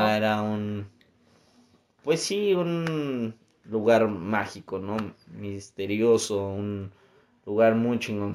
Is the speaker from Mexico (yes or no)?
yes; Mexico; a nosotros como mexicanos